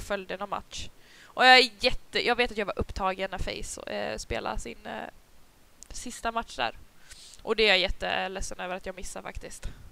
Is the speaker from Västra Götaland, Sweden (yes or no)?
yes; Gothenburg, Västra Götaland, Sweden; accent: Gothenburg dialect (göteborgska); moved away as an adult; now in Upplands Väsby, Sweden; jag har bara bott här i ett år. Jag antar jo. att jag fortfarande snackar göteborgska